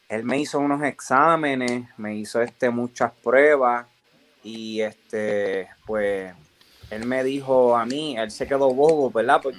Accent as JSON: {"language": "Spanish", "town": "Orocovis", "country": "Puerto Rico", "tie": "born or raised there", "said": "De, poder estar aquí y, de representar a, mi pueblo, a Orocovi, a Puerto Rico."}